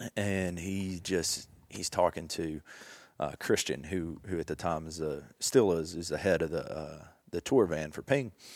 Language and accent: English; Jackson, Tennessee, United States; grew up in Jackson, Tennessee